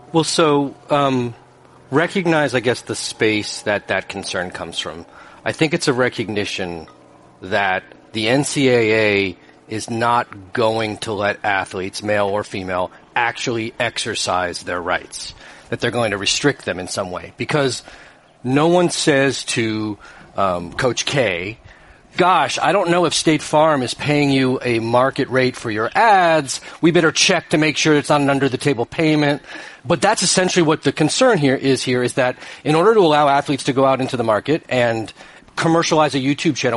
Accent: Boston, Massachusetts, United States; I'm from Boston

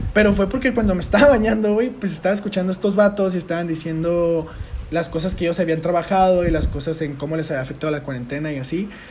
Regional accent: Tijuana, Baja California, Mexico; nosotros que somos de Tijuana

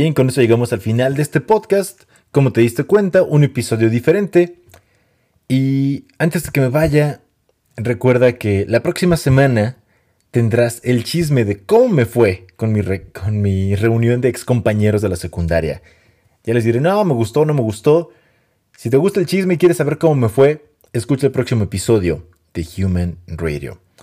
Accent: Mexico; soy mexicano

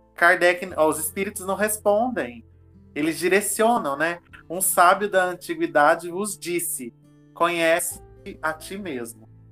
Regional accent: Minas Gerais, Brazil; como bom mineiro que eu sou

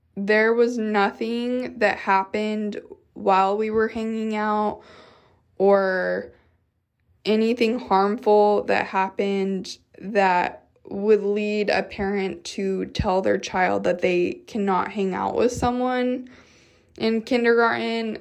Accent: Utah, United States; moved away as an adult; now in Texas, United States; growing up in Utah

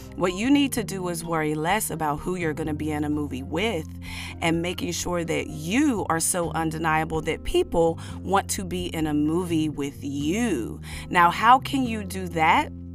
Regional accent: United States; I am an American black woman, an American descendant of slaves

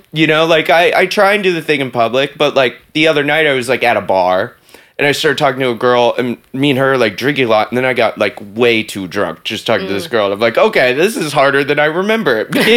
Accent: the South, United States; now in New York, United States; I grew up in the South

